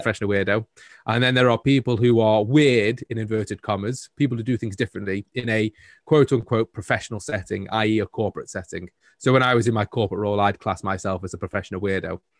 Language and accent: English; Manchester, North West England, United Kingdom; I am a Mancunian, born and bred.